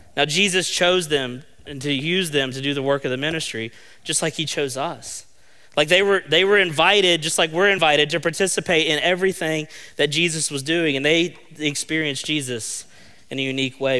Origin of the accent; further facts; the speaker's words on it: Fayette County, West Virginia, United States; I'm from Fayette County